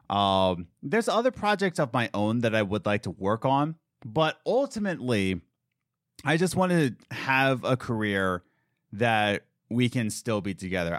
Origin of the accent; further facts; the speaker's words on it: Philadelphia, Pennsylvania, United States; I'm from Philadelphia